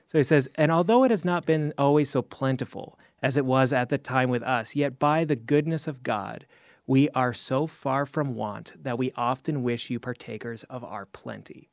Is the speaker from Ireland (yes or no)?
no; Canada; now in United States; I'm actually Canadian